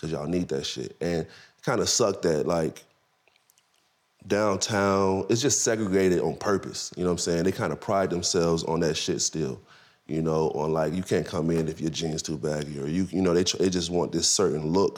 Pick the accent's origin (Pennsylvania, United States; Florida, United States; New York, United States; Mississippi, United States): Florida, United States; I'm from Florida. I'm from Florida, too, where the sun always shining